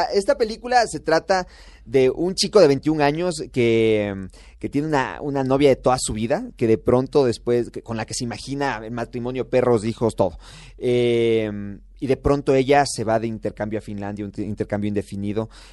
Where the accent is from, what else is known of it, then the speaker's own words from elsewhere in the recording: Ecuador; Nosotros nacimos en Ecuador